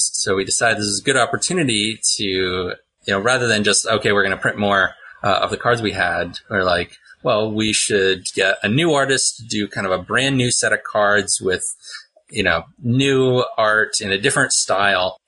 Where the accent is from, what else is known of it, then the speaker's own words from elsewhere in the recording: Pittsburgh, Pennsylvania, United States; I also make maps under the name Mapsburg with an H on it because I'm from Pittsburgh